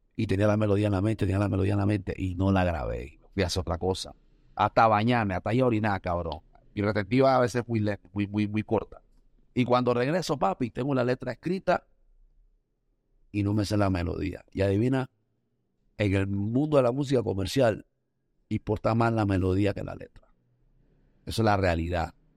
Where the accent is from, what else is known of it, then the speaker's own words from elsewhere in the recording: Panama; also born or lived in Costa Rica; Yo nací en Panamá y después me fui a Costa Rica a vivir un par de años y después regresé a Panamá